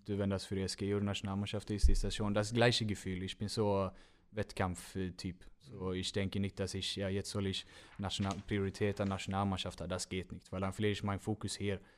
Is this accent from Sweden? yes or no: yes; Gothenburg, Västra Götaland, Sweden; German is a second language; moved away as an adult; now in Germany; Önnered ist wo, äh, das ist mein Heimat